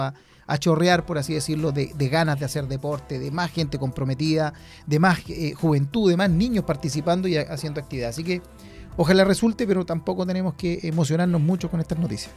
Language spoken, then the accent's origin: Spanish; Concepción, Biobío, Chile; somos penquistas y UDECON se acá en el corazón, ah, ex estudiante